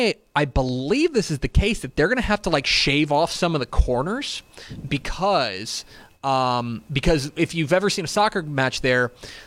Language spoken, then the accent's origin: English; Arlington, Texas, United States; born or raised there